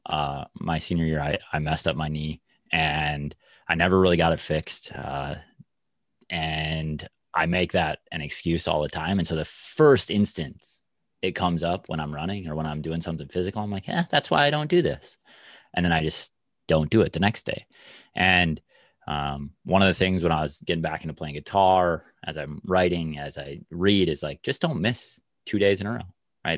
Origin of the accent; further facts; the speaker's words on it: Minnesota, United States; being a Minnesotan